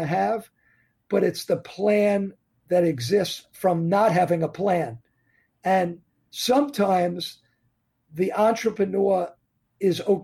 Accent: New York area, United States; I'm from New York area

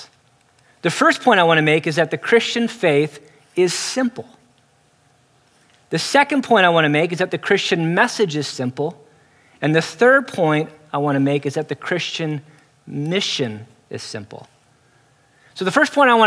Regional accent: San Diego, California, United States; moved away as an adult; now in New York City, United States; San Diego

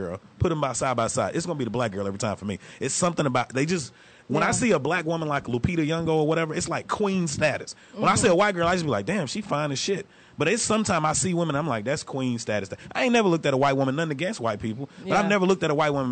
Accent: Texarkana, United States; moved away; I'm from Texarkana

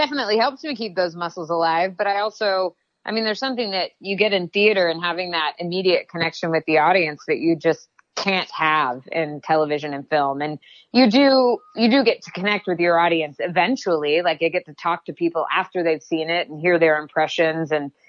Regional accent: the South, United States; I'm a Southerner, I grew up in the South

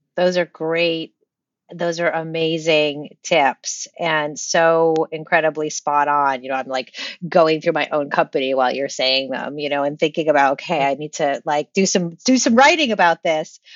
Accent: Rhode Island, United States; I grew up in Rhode Island

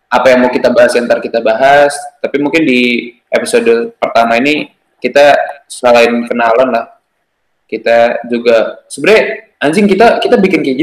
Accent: Jakarta, Indonesia; Gue, uh, ya, gue orang Jakarta. Gue dari Jakarta.

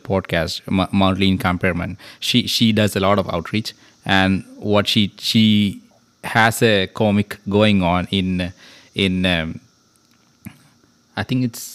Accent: Malayalam-speaking region, Kerala, India; first language Malayalam; English is a second language; moved away; my mother tongue is Malayalam. So I started my schooling in Malayalam until my 10th standard

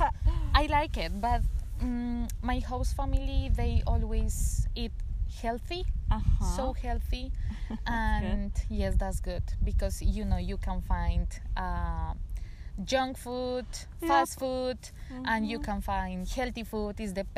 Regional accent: Bogotá, Colombia; English is a second language; I'm from Bogota.

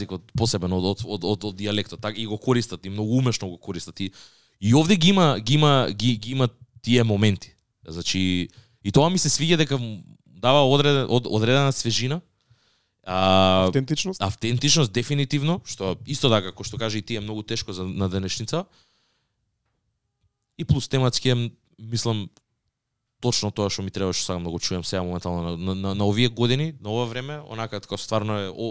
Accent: Radoviš, North Macedonia; При тоа јас моментално зборам не зборам на Радовишки, ако сум од Радовиш.

